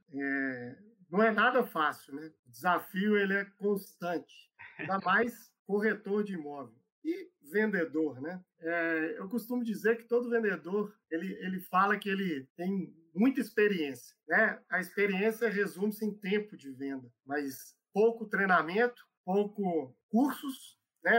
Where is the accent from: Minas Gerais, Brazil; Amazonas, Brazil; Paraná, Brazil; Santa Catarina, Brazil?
Minas Gerais, Brazil; Belo Horizonte; moved away as an adult; eu sou aqui de BH, é, já estava morando fora de Belo Horizonte há muito tempo e queria voltar para casa, né? É velho mineiro